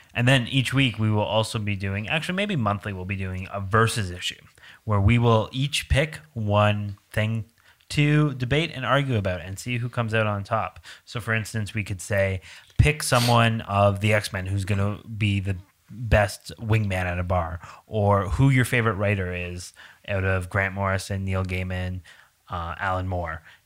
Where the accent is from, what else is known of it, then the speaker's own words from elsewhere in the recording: Canada; I'm Canadian